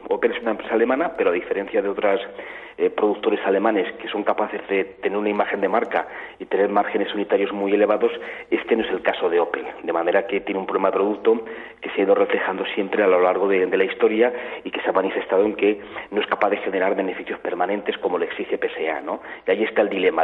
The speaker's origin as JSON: {"language": "Spanish", "town": "Zaragoza", "region": "Aragon", "country": "Spain", "said": "yo soy de Zaragoza"}